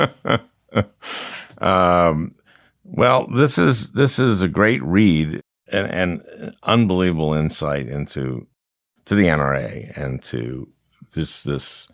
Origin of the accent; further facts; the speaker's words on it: Minnesota, United States; I grew up in Minnesota